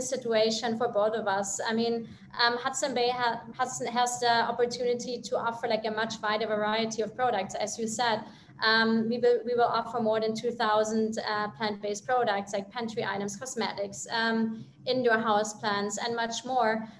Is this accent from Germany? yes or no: yes; Germany; moved away; I'm from Europe, I'm from Germany actually